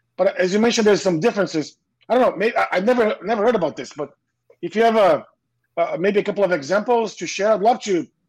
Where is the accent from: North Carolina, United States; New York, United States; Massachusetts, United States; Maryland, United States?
Massachusetts, United States; Boston; I'm on the other side of the pond in a place called New England. I'm sure you know where I am. I'm from Boston, right?